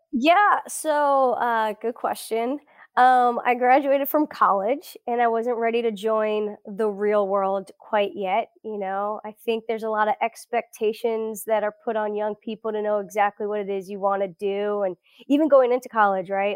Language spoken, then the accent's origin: English; South Florida, United States; first language Portuguese; English is a second language; moved away as an adult; also born or lived in Brazil / Gainesville, Florida / Israel / Birmingham, Alabama; I grew up in South Florida, eh, suburb of Fort Lauderdale, so it's between Fort Lauderdale and Miami